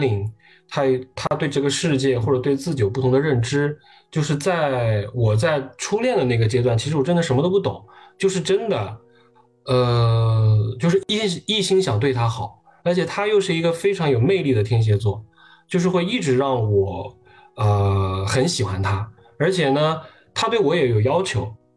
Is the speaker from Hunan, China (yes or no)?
yes; Hunan, China; 我是湖南人，我大学是在湖南上的